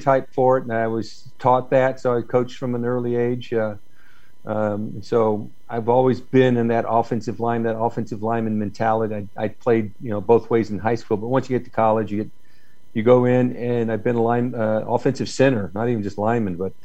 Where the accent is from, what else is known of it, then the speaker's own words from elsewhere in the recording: Southwest Georgia, United States; I grew up in Southwest Georgia